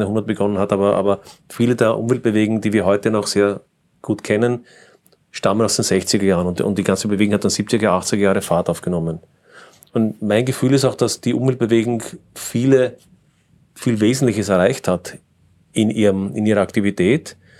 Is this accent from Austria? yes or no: yes; Austria; wir als Österreicher